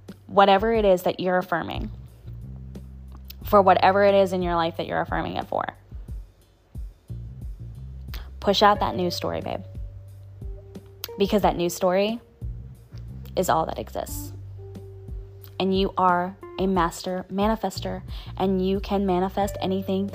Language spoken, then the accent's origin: English; New Orleans, Louisiana, United States; I'm from New Orleans